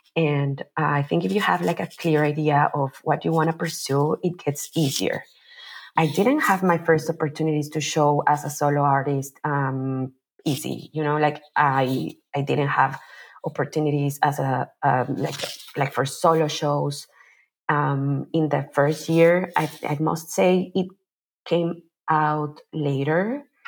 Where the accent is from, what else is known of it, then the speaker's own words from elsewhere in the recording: Mexico City, Mexico; moved away as an adult; also born or lived in Bay Area, California; now in Oakland, United States; I am originally from Mexico City, where I was born and raised. And I moved to the Bay Area